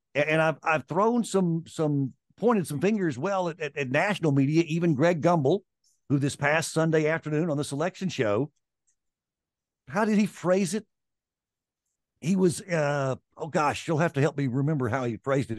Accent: Vicksburg, Mississippi, United States; moved away; also born or lived in Atlanta; I grew up in Vicksburg, Mississippi

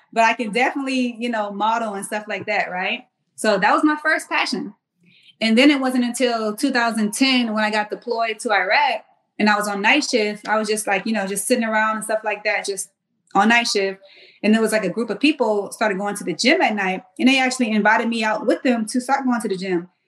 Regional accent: Mount Pleasant, South Carolina, United States; moved away as an adult; also born or lived in Washington, District of Columbia, United States; I'm from Mount Pleasant, South Carolina

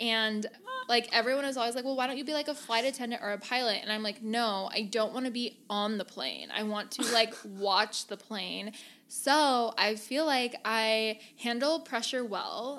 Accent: Gilbert, Arizona, United States; moved away as an adult; now in San Diego, United States; I grew up in Arizona, born and raised there

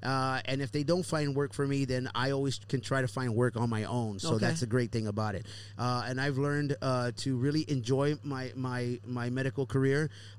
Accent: Houston, Texas, United States; my son is in the radiology program back home in my hometown. Down in Houston, Texas, where he lives

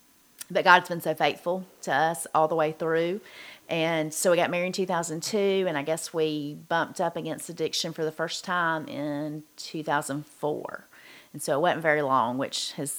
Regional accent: Gordon, Georgia, United States; we both grew up in the same small town, not too far from here. We're both from Wilkinson County. So we grew up there

